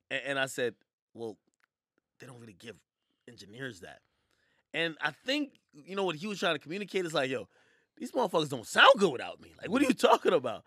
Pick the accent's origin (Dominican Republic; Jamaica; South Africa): Jamaica; I'm Jamaican